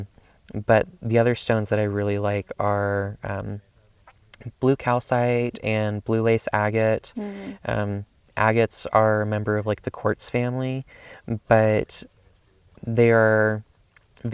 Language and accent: English; the South, United States; I grew up in the South